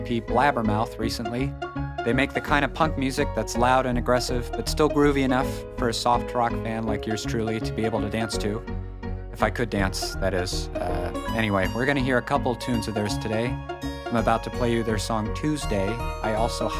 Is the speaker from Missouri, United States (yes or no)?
no; Western Massachusetts, United States; moved away; I'm from, like, Western Massachusetts, so Northampton, Amherst area.